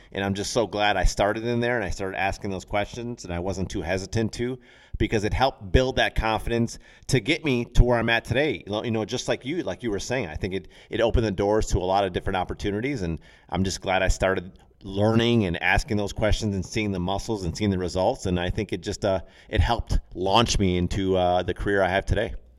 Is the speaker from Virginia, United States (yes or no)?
no; Racine, Wisconsin, United States; we had a local gym where I grew up in Racine